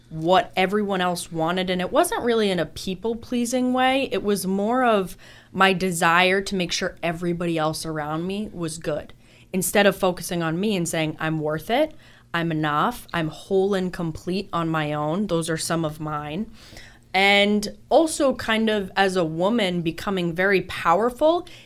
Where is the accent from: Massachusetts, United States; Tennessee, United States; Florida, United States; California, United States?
Massachusetts, United States; Boston; Listen, I'm from Boston, so my driving style